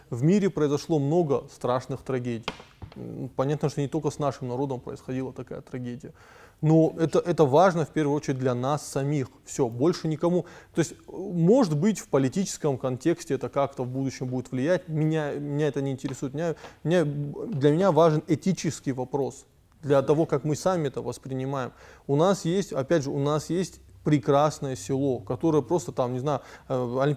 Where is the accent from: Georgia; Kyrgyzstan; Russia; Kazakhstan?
Georgia; Tskhinvali, South Ossetia; born there; Я тоже родился в Цхинвале, но я все равно... Э, ну, Владикавказ — это мой любимый город.